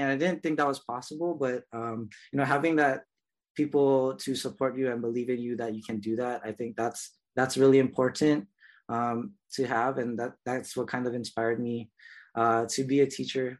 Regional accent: Honolulu, Hawaii, United States; I was born and raised in Kalihi um, here on Oahu.

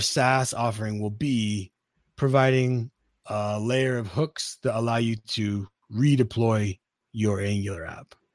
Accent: Utah, United States; I'm from Utah

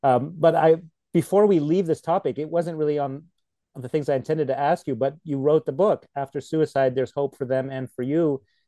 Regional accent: California, United States; first language Polish; English is a second language; also born or lived in Poland; I was born in Poland and I moved here to California as a small child. So I learned English in elementary school. And wow. It's become my main language now.

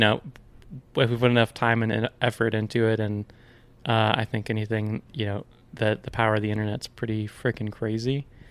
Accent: Ashland, United States; born and raised in Ashland

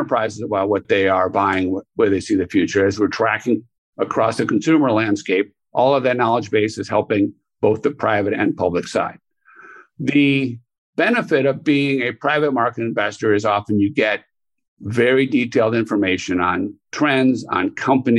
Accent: Chicago, Illinois, United States; I grew up in Chicago

